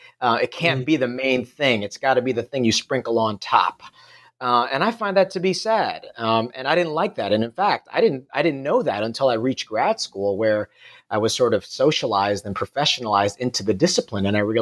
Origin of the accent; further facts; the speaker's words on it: New York City, New York, United States; moved away as an adult; also born or lived in Singapore; now in Perth, Australia; As you can probably tell by my accent, I'm not from Australia. I grew up in New York City, and I did my PhD in New York City at the City University of New York.